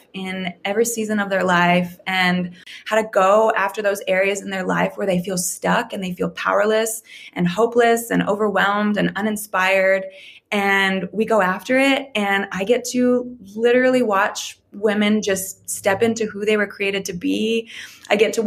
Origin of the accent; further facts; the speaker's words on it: Calgary, Alberta, Canada; moved away as an adult; now in Redding, United States; I was born and raised in Calgary, Alberta, Canada.